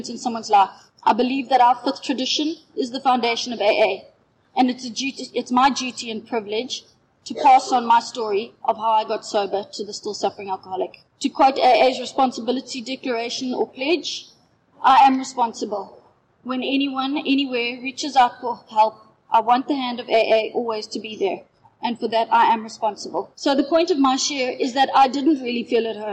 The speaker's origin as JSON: {"language": "English", "town": "Knysna", "region": "Western Cape", "country": "South Africa", "said": "I'm from Yellowwood in Knysna."}